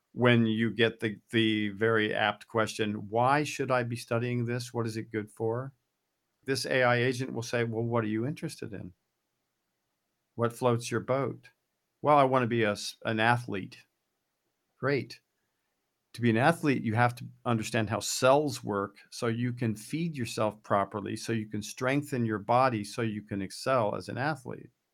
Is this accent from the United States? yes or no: yes; United States; I'm an American